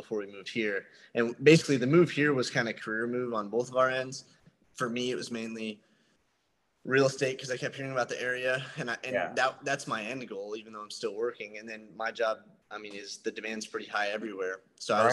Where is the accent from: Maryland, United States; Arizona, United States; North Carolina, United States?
Arizona, United States; Sierra Vista; my hometown of Sierra Vista.